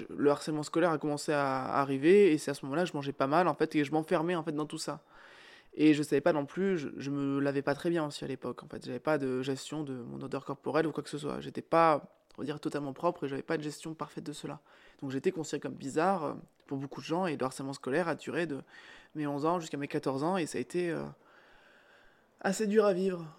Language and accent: French; Cantal, Auvergne-Rhône-Alpes, France; on est du Cantal